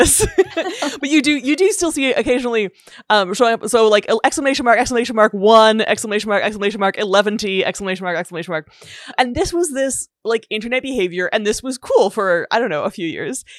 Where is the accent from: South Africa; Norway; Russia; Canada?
Canada; I'm Canadian